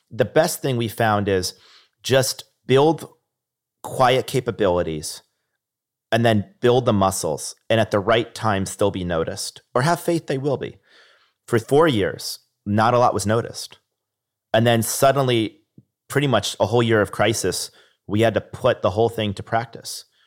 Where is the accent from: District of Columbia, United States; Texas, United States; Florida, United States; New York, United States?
New York, United States; Niskayuna; I remember growing up in Niskind in New York